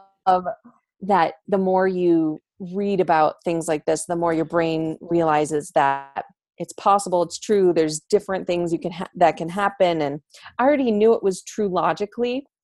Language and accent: English; New York, United States; moved away as an adult; now in Denver, United States; I grew up in New York